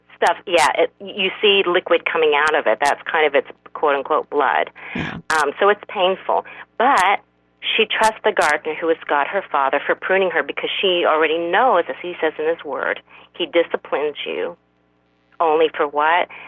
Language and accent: English; South Korea; I'm, I'm from South Korea